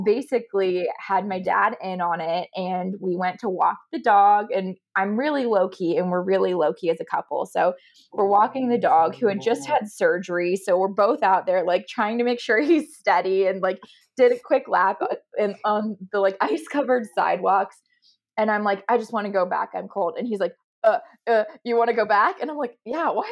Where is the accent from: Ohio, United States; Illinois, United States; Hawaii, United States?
Ohio, United States; moved away as an adult; now in Dallas, United States; I am actually from Ohio. My parents are still there, but my sister is 2 years older. She moved out to Dallas and I followed quickly behind when I graduated